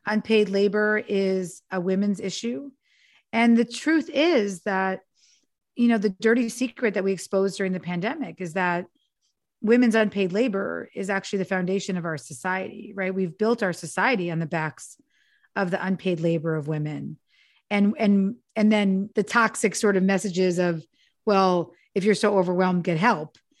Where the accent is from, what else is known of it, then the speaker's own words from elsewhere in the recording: New York, United States; now in Los Angeles, United States; I'm from New York, but I live in L A now